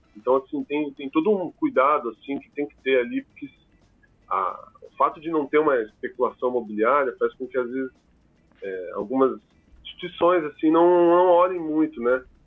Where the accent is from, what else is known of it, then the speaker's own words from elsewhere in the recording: Curitiba, Paraná, Brazil; o pessoal de Curitiba, principalmente, que é a, a, o de onde eu venho